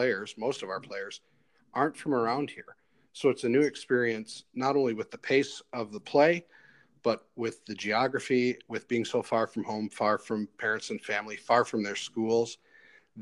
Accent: Woodstock, Illinois, United States; moved away as an adult; also born or lived in Duluth, Minnesota; now in Lake Nebagamon, United States; I grew up in Woodstock, Illinois

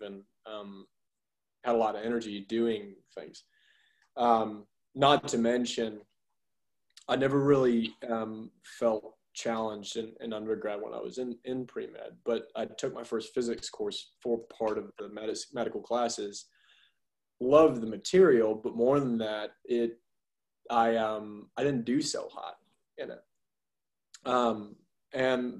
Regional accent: Augusta, Georgia, United States; now in Athens, United States; I grew up in Augusta, Georgia, and lived there until I finished high school, until I came here for undergrad at UGA.

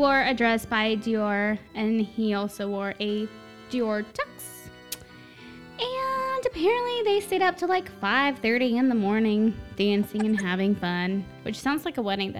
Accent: Texas, United States; we're Texan

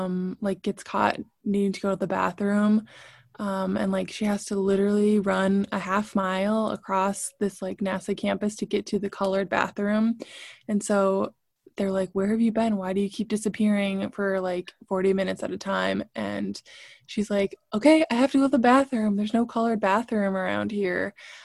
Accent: Brooklyn, New York, United States; I grew up in Brooklyn. I walked to school with people of all shapes and sizes and colors

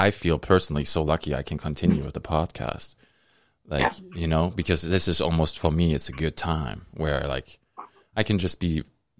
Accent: Germany; moved away; I'm here since 2006. I immigrated from Germany. But it's like, now it's like, I feel it. It's in my blood.

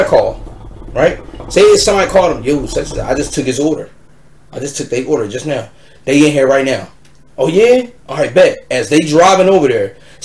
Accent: Philadelphia, Pennsylvania, United States; I'm from Philly.

